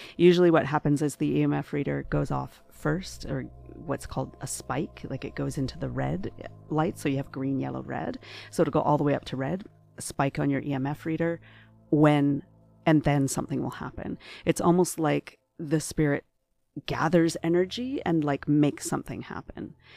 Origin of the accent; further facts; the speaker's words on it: Ottawa, Ontario, Canada; moved away as an adult; now in Toronto, Canada; I'm originally from Ottawa, and, uh, uh, only, uh, four years ago, moved to Toronto.